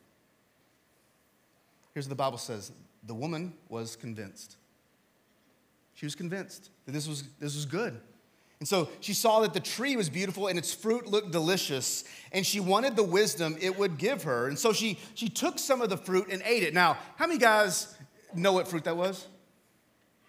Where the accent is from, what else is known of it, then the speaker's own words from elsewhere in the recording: Texas, United States; I'm from Texas